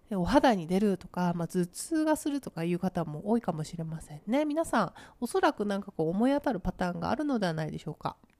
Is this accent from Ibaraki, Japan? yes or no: yes; Ibaraki, Japan; moved away; 私の出身地茨城県